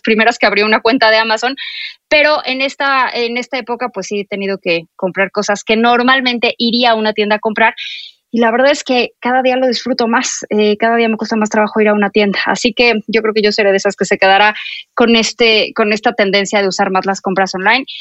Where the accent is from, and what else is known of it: Mexico